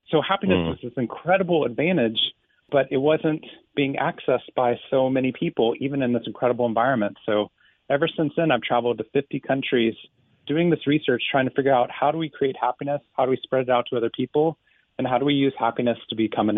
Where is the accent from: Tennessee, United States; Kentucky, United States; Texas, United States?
Texas, United States; Waco; I grew up in Waco, Texas. I lived there for 18 years. And this is the Waco of the 80s and 90s. I loved living there.